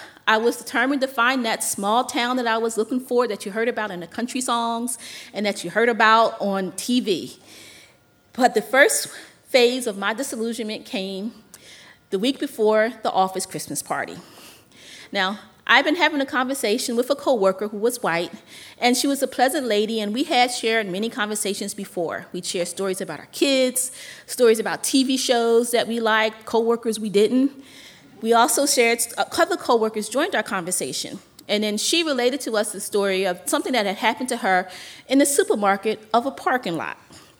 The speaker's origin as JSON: {"language": "English", "town": "Philadelphia", "region": "Pennsylvania", "country": "United States", "moved": "yes", "said": "I'm from Philly."}